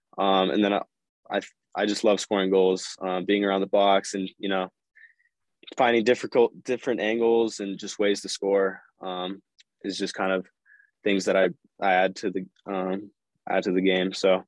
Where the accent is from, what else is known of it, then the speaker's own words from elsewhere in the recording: West Coast, United States; growing up on the West Coast, I was Galaxy based. So, growing up, I was watching them